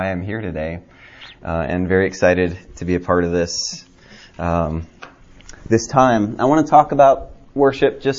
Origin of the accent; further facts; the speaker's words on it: Hawaii, United States; moved away; also born or lived in California / Denver, Colorado / Fort Lauderdale, Florida; I grew up in Hawaii